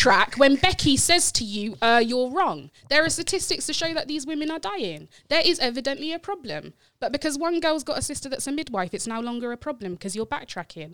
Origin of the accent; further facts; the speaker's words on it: Wiltshire, South West England, United Kingdom; moved away as an adult; now in London, United Kingdom; Both my grandfathers are from Scotland. I grew up in Wiltshire.